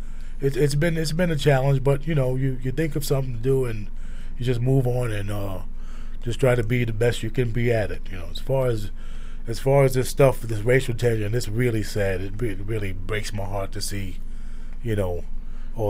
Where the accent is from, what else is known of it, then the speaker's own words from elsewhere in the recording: New York City, New York, United States; moved away; where we grew up in South Brooklyn